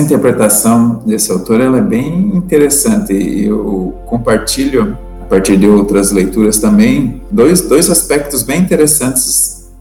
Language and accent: Portuguese; Morretes, Paraná, Brazil; E ainda somos de Morretes